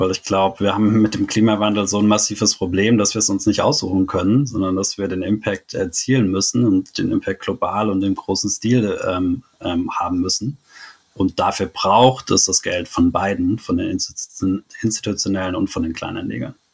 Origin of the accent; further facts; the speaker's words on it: Stuttgart, Baden-Württemberg, Germany; Davor war mir das als Stuttgarter gar nicht so bewusst, dass es da einen ziemlichen Schwabenhass ähm, in Baden gibt.